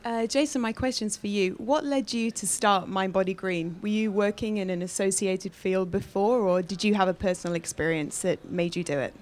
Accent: Alaska, United States; I was raised in Alaska on hunted meat. So I grew up on moose tacos

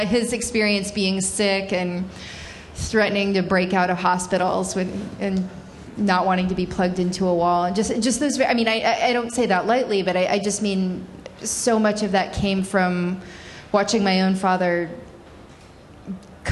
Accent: the South, United States; I'm from the South

